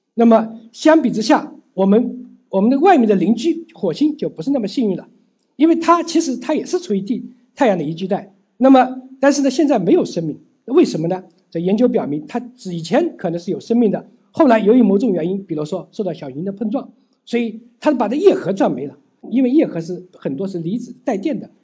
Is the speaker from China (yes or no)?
yes; China; 我们中国人